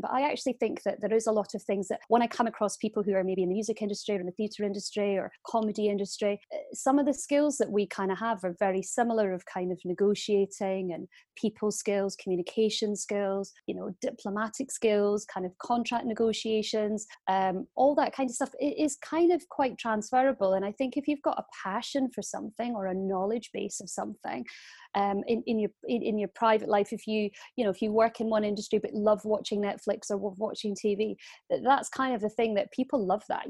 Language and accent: English; Aberdeen, Scotland, United Kingdom; moved away; Aberdeen where I was from